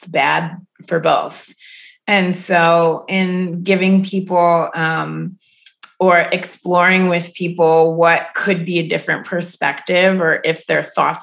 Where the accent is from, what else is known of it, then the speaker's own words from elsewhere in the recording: Ohio, United States; I grew up in Ohio.